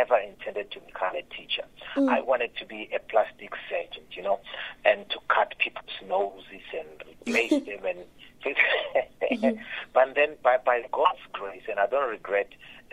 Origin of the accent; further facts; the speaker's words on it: Limpopo, South Africa; also born or lived in Phalaborwa; I'm from Limpopo in a small village called Makuba in Guyana. That's where I was born. But now I stay in Phalaborwa.